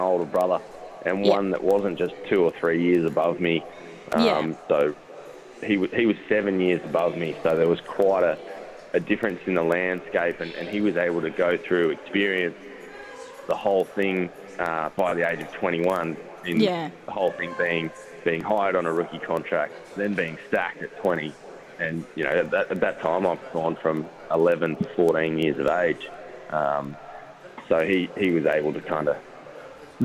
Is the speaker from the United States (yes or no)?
no; Canberra, Australian Capital Territory, Australia; born or raised there; also born or lived in Sydney; now in Tasmania, Australia